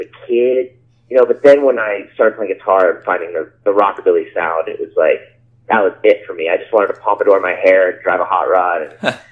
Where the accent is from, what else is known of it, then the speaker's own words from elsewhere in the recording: Orange County, California, United States; growing up in Orange County, California, in the early 90s